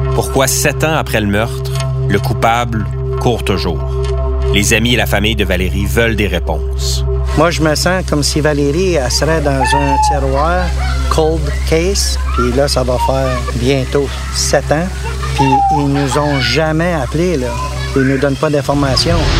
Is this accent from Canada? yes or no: yes; Gatineau, Quebec, Canada; J'ai grandi ici à Gatineau, où mon père était coroner.